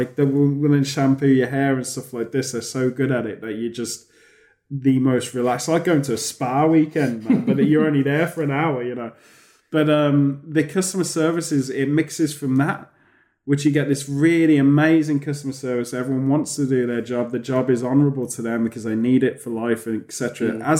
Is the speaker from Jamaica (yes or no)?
no; United Kingdom